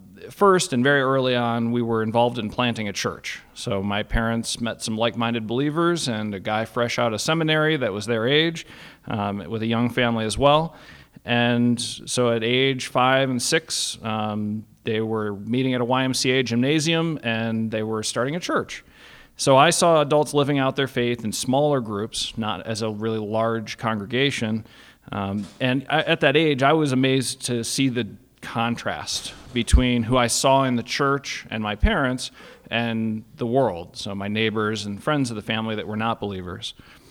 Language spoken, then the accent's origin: English; Cleveland, Ohio, United States; born there; So I was born in 1981 in Cleveland, Ohio. I'm the firstborn.